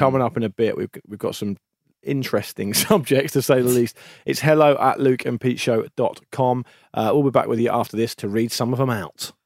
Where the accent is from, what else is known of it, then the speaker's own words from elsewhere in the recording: United Kingdom; the radio station I used to listen to growing up on the South Coast